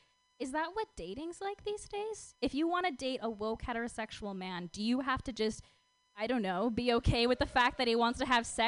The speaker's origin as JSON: {"language": "English", "region": "Minnesota", "country": "United States", "moved": "yes", "said": "I'm actually from Minnesota. I'm from the suburbs of Minnesota."}